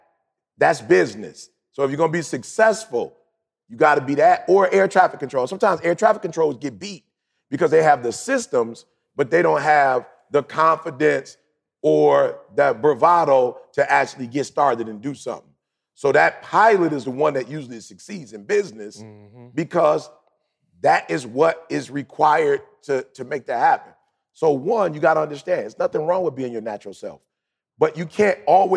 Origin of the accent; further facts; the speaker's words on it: Detroit, Michigan, United States; just growing up in Detroit, you couldn't afford an automatic.